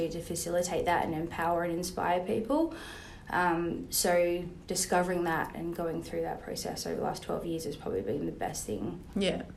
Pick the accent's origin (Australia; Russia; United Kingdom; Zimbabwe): Australia; Rockingham, Western Australia; also born or lived in New York; I was born in Perth.